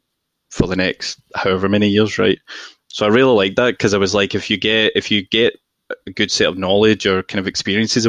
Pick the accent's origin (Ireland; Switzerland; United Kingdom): United Kingdom; Glasgow, Scotland; moved away; also born or lived in London; I'm very obviously from Glasgow, right? And this is my accent toned down.